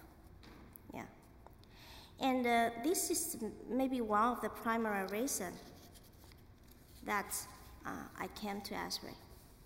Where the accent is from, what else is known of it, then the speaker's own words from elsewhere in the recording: China; English is a second language; moved away as an adult; also born or lived in Shanghai; now in Wilmore, United States; I'm from China